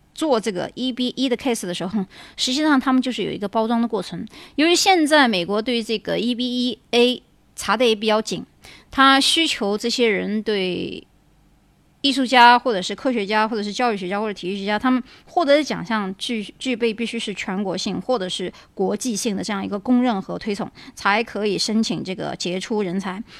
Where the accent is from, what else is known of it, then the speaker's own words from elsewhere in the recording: China; moved away; also born or lived in United States; 我们中国人